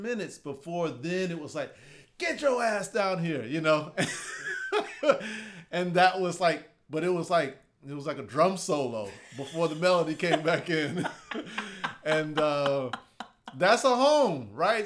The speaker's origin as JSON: {"language": "English", "town": "Houston", "region": "Texas", "country": "United States", "tie": "born or raised there", "said": "I grew up in Houston"}